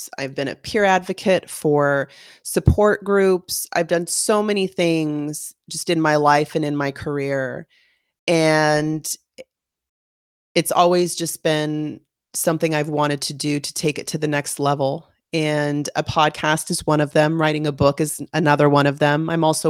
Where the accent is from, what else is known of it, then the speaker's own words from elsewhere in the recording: California, United States; I was born and raised in California. I've considered myself a little bit of a gypsy. I've moved around the United States, lived in several states and cities and towns